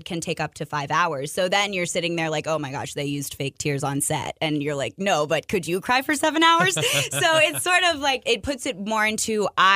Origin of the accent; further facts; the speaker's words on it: Montgomery County, Maryland, United States; I am from Montgomery County, Maryland, so I'm closer to Washington, D.C. than some other people in Maryland are